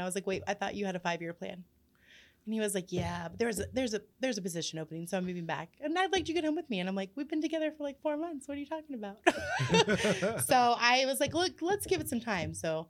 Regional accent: Columbus, Ohio, United States; moved away as an adult; now in Uhrichsville, United States; I'm from Columbus, Ohio.

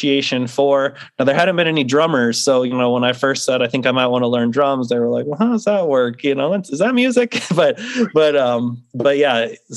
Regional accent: St. Louis, Missouri, United States; now in North Carolina, United States; I grew up in St. Louis, Missouri. That's where I'm from

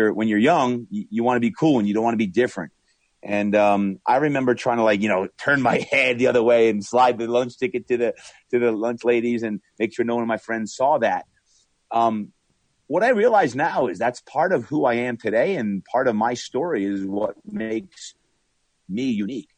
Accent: Brick, New Jersey, United States; moved away; growing up in Brick, New Jersey, which is very much a blue collar town

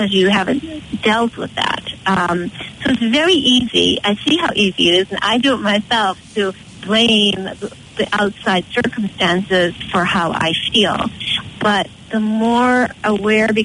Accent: Connemara, Galway, Connacht, Ireland; moved away as an adult; now in Boston, United States; I'm out in Connemara area, out in the country, born and raised there, and I moved to Boston about 23 years ago, and Boston's been my home ever since.

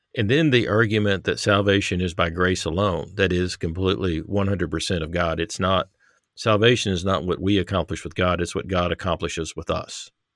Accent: Texas, United States; now in Harrison, United States; I grew up in Texas, um, live in Arkansas

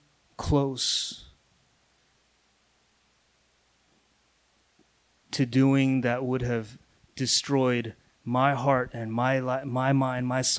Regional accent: Missouri, United States; I'm from Missouri. That's the Midwest of the United States

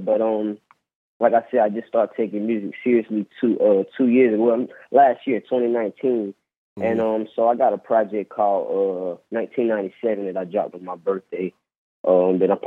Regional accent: Rock Hill, South Carolina, United States; from Rock Hill, South Carolina

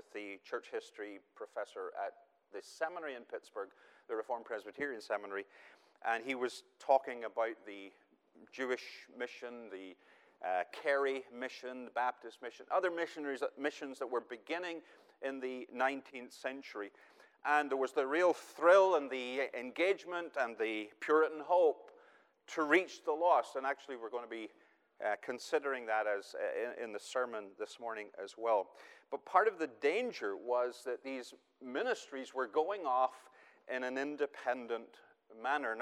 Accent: Northern Ireland, United Kingdom; moved away as an adult; I'm originally from Northern Ireland. I've lived here 11 years. We are now proud citizens, but my accent will probably give away a little bit of that background.

